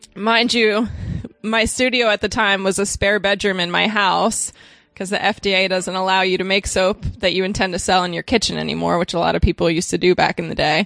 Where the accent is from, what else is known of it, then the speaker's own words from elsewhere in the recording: Cape May, New Jersey, United States; moved away; I moved back to my hometown of Cape May, New Jersey